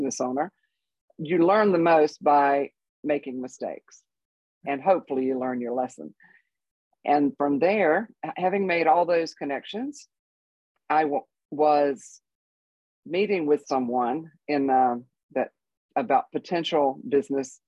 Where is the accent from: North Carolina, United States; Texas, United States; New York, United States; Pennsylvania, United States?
North Carolina, United States; moved away as an adult; also born or lived in Colorado Springs; now in Central Oregon, United States; I'm from North Carolina, as I'm sure you picked up on the accent. And lived there my whole life.